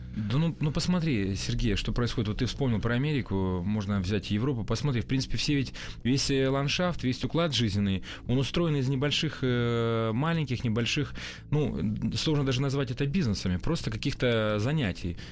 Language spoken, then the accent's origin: Russian; Russian Far East, Russia; А я ведь дальневосточник